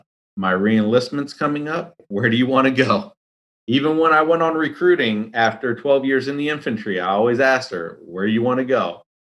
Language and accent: English; California, United States; moved away as an adult; now in Brooklyn, United States; we're from California originally